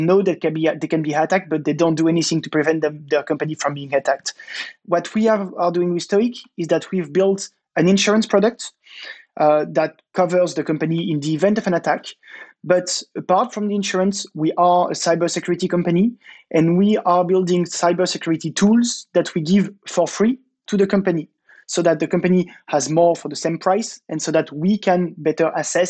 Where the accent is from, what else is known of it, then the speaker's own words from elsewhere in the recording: France; accent: French; English is a second language; sorry about my French accent.